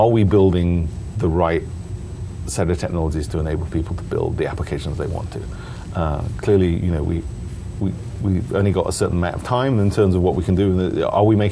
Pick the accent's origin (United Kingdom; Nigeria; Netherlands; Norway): United Kingdom; now in Seattle, United States; I'm from the UK